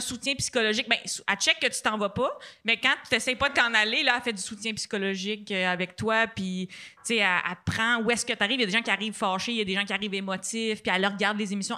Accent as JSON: {"language": "French", "town": "Châteauguay", "region": "Quebec", "country": "Canada", "tie": "born or raised there", "said": "Châteauguay, c'est ma ville"}